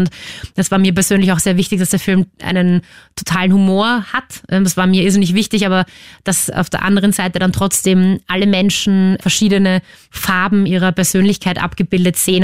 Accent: Vienna, Austria; ich bin aufgewachsen im C-Block, also ganz hinten, auf Stiege 4

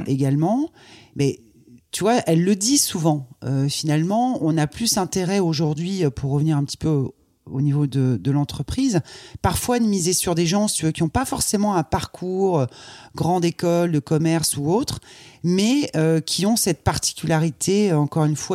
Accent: Croix, Hauts-de-France, France; Je suis née dans le Nord, à Croix. donc c'est pas très loin de Lille.

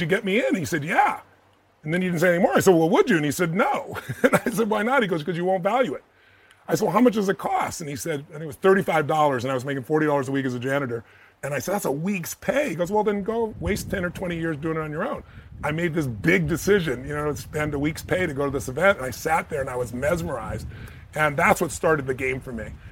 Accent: United States; I'm an American

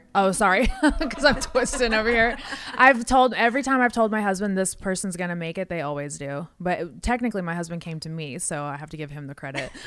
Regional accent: West Coast, United States; now in Nashville, United States; I'm from the West Coast

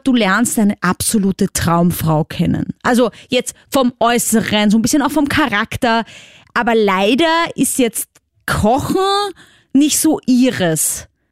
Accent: Vienna, Austria; ich komme aus Wien, also aus der großen Stadt quasi

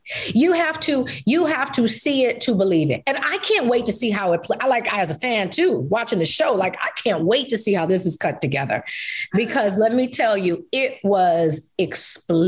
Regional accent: New York, United States; I'm from New York

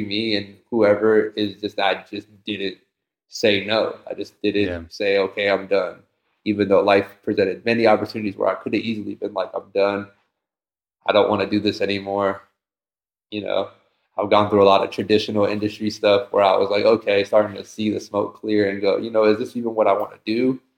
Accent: Takoma Park, Maryland, United States; now in California, United States; I come from Tacoma Park, Maryland, and it's an environment, at least at the time when I was born and where I was growing up

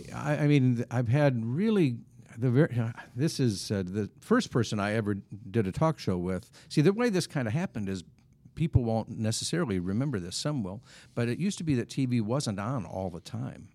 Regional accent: Wisconsin, United States; moved away as an adult; now in Kansas City, United States; I grew up in Wisconsin

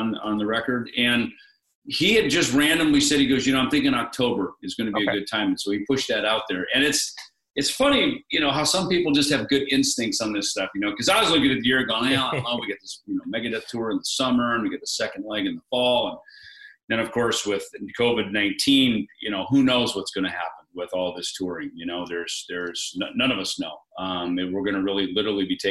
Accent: Jackson, Minnesota, United States; my little town in Jackson, Minnesota, where I grew up

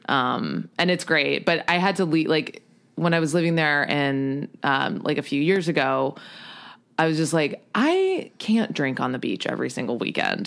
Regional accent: U.S. Virgin Islands; moved away as an adult; also born or lived in New York; I am from Saint Croix in the U S Virgin Islands

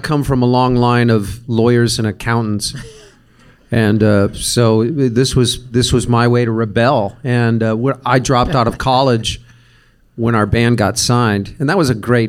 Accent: Tempe, Arizona, United States; we're from Tempe, Arizona.

